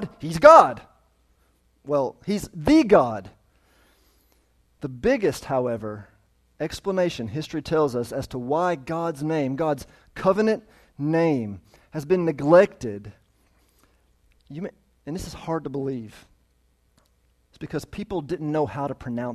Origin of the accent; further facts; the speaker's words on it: United States; I'm an American